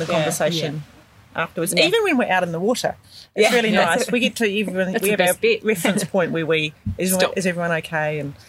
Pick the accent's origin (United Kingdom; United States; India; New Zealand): New Zealand; now in Sydney, Australia; Yes, I'm a Kiwi sister. but we came over here in 96. And so we've been here for 24 years. Basically lived around this area.